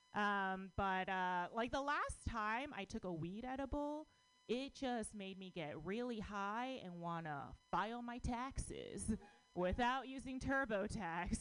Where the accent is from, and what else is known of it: United States; born or raised there